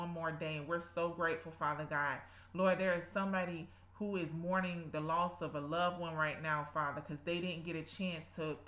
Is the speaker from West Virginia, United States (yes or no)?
no; South Georgia, United States; accent: South Georgia; my South Georgia accent